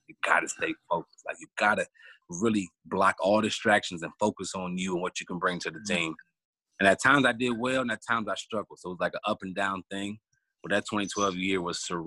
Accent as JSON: {"language": "English", "town": "Cleveland", "region": "Ohio", "country": "United States", "tie": "born or raised there", "said": "I'm from Cleveland, Ohio."}